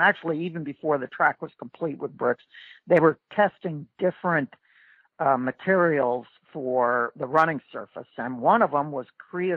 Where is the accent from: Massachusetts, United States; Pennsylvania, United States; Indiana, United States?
Indiana, United States; Indianapolis; I grew up in Indiana, actually, north side of Indianapolis